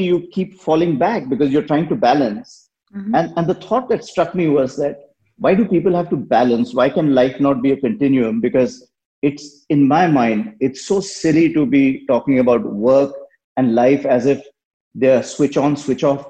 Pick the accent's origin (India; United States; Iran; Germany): India; moved away; I grew up in India and I've worked everywhere and lived in many parts of the world.